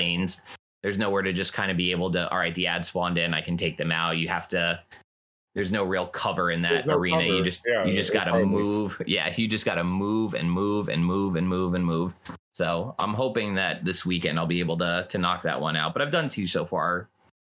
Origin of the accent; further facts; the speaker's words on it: New Jersey, United States; Growing up around here, my dad was a Yankees fan.